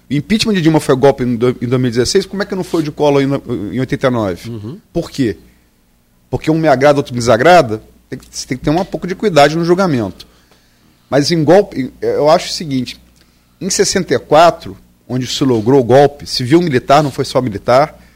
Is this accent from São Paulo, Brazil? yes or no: no; Campos dos Goytacazes, Rio de Janeiro, Brazil; also born or lived in Niterói / Atafona; Eu nasci em Niterói, fui criado em Campos, mas sempre. E morei 11 anos na Tafona.